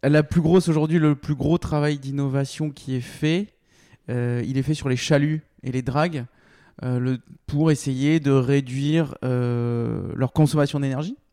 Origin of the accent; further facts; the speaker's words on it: Bordeaux, Nouvelle-Aquitaine, France; je suis bordelais